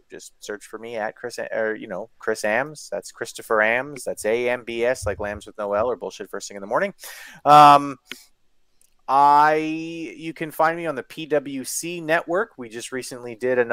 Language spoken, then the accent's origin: English; Canada; I'm Canadian